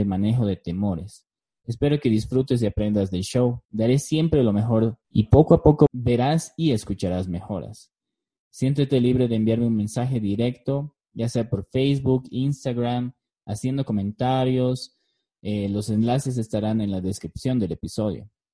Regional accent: La Paz, Bolivia; also born or lived in Beijing, China / Cochabamba, Bolivia; Nací en La Paz, Bolivia, en 1986. Tengo una hermosa esposa filipina y dos hermosos hijos. Viví la mayor parte de mi vida en mi ciudad natal.

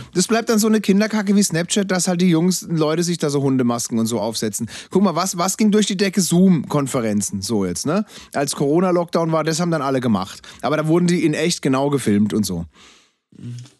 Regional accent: Freiburg, Baden-Württemberg, Germany; Freiburg, meiner Heimatstadt

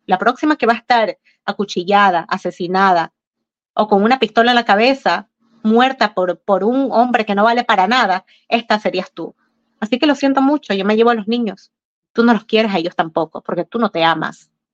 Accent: Ecuador; now in United States; en mi país, en Sudamérica

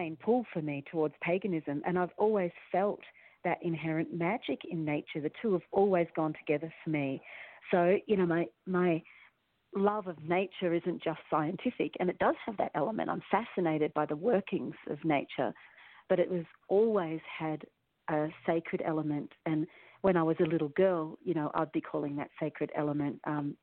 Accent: Melbourne, Victoria, Australia; moved away as an adult; now in Santa Fe, United States; I grew up in Melbourne, but I had this really weird Melbourne, Australia, and which is a really big city

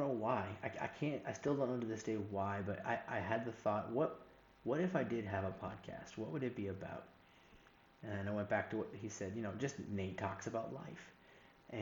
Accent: Northeast, United States; moved away as an adult; also born or lived in the Carolinas; I grew up in the Northeast

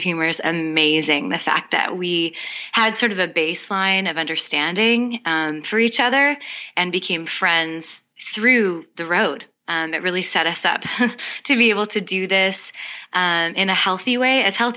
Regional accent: Winnipeg, Manitoba, Canada; moved away as an adult; now in Nashville, United States; we both grew up about 5 minutes away from each other in Winnipeg, Manitoba

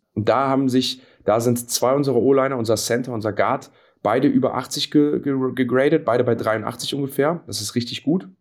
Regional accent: Cologne, North Rhine-Westphalia, Germany; wir sind ja alle Kölner

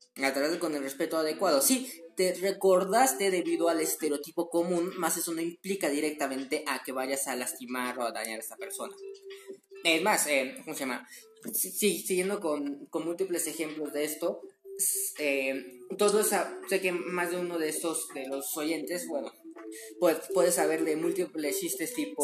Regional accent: Mexico; soy mexicano

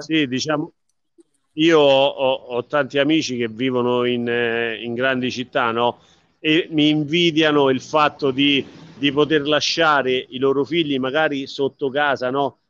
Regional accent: Vallerano, Lazio, Italy; mio paese che amo, dove, sono, eh, dove ho vissuto fin da, dai primi mesi di vita

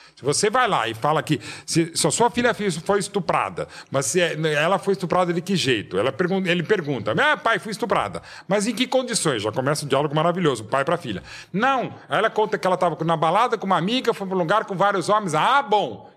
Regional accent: São Paulo, Brazil; centro da cidade de São Paulo, que é a cidade uhum. onde eu nasci

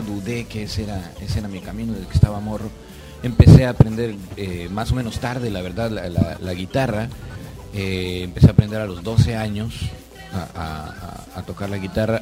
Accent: Yucatán, Mexico; moved away as an adult; also born or lived in Mexico City; Soy yucateco

